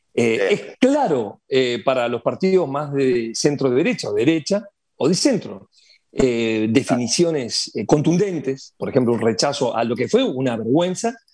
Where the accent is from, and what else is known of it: Uruguay